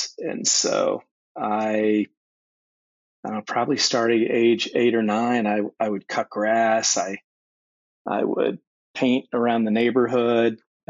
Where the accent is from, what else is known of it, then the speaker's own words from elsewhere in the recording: Brooklyn, New York, United States; they shouldn't mess with me because I'm from Brooklyn, but I was in diapers when I moved here. And yeah, grew up. Lived in the city, grew up in a neighborhood called Berwick, and it was great.